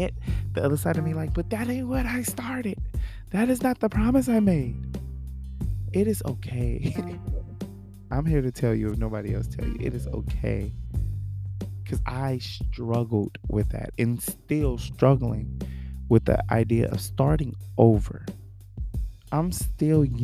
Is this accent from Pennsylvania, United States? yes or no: no; Los Angeles, California, United States; I'm from Watts, Los Angeles